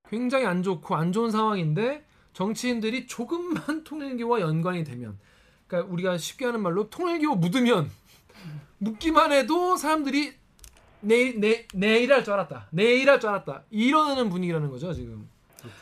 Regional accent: South Korea; 저는 한국 사람이니까

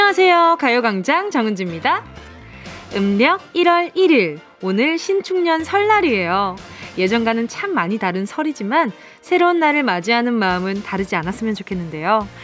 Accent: Busan, South Korea; 부산이 고향이고요

